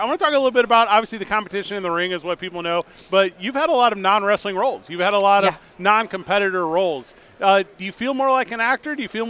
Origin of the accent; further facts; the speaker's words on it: St. Louis, Missouri, United States; now in Albuquerque, United States; I'm from St. Louis, Missouri.